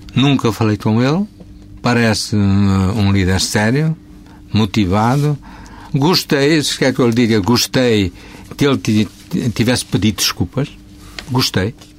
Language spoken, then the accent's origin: Portuguese; Portugal; enquanto português que sou